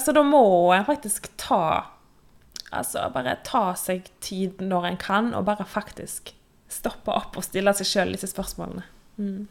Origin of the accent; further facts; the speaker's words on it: Western Norway, Norway; moved away as an adult; now in Oslo, Norway; Jeg er jo en vestlending, vestlending som bor på Østlandet